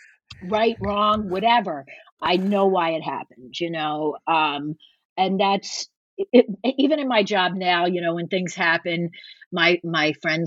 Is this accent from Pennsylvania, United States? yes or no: yes; Philadelphia, Pennsylvania, United States; well, I'm from Philadelphia. Deal with it, you know?